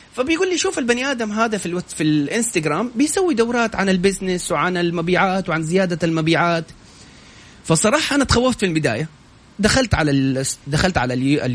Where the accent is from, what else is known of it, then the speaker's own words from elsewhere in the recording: Saudi Arabia; عندنا في السعودية